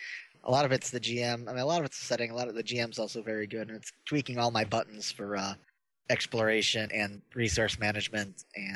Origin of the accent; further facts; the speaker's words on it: Bellevue, Ohio, United States; They had one in my hometown, Bellevue, Ohio.